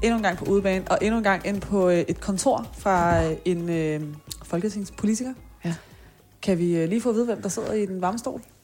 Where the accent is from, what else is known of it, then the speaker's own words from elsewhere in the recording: Taastrup, Capital Region of Denmark, Denmark; kommer jeg selv fra Tostrup